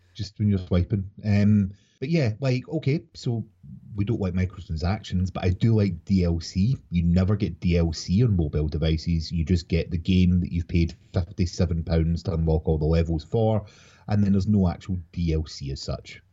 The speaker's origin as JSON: {"language": "English", "region": "Scotland", "country": "United Kingdom", "said": "I'm a Scottish gamer from Scotland"}